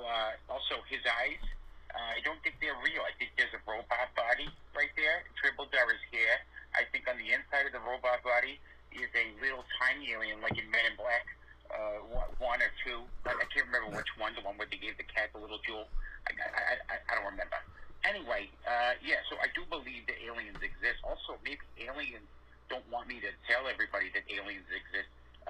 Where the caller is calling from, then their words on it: New York City, New York, United States; I'm calling from Staten Island, New York.